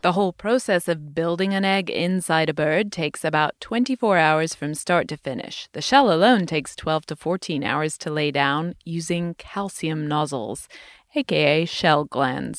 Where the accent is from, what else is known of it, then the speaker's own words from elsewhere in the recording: United Kingdom; moved away; my home country, the U K